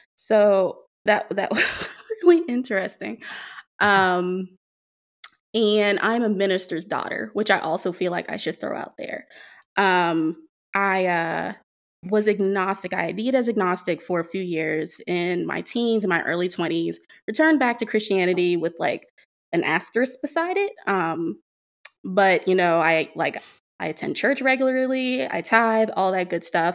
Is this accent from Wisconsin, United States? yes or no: no; Prince George's County, Maryland, United States; born or raised there